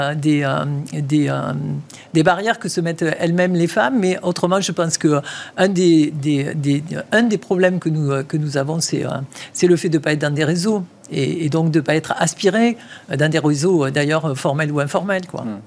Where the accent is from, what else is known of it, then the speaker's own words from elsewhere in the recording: Toulouse, Occitania, France; accent: chantant (southern); moved away; je suis toulousaine.